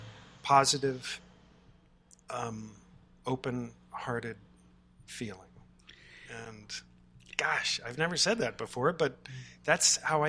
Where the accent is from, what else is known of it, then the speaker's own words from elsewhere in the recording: Charlottesville, Virginia, United States; I'm from Charlottesville.